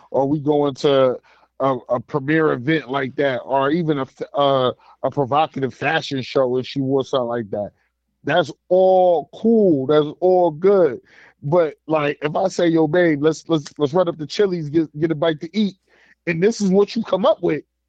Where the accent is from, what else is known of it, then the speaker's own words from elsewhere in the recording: United States; as an American